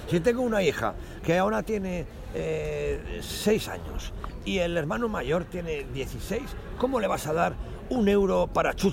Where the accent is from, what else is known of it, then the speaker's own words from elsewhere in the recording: Cajabamba, Cajamarca, Peru; born there; nací en Cajabamba, una provincia del departamento de Cajamarca, Perú